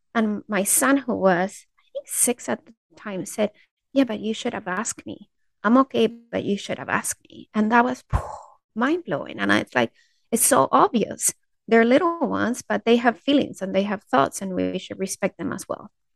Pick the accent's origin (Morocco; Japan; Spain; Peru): Peru; I'm from Peru